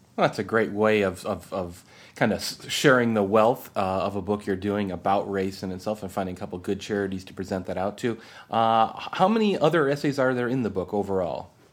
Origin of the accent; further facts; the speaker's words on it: United States